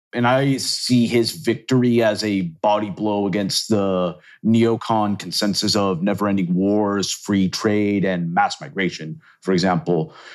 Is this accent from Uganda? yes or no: no; Venezuela; moved away; also born or lived in Chile / Texas; I'm actually originally from Venezuela, actually, and I've lived, like, in countries like Chile